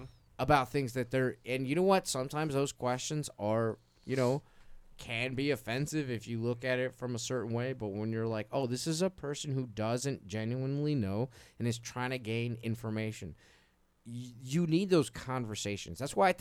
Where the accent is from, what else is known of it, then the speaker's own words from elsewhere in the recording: Chicago, Illinois, United States; like I grew up all over the city, south, west, north.